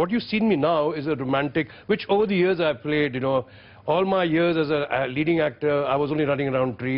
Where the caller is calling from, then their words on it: Chandigarh, India; Hello, sir. … I'm from Chandigarh.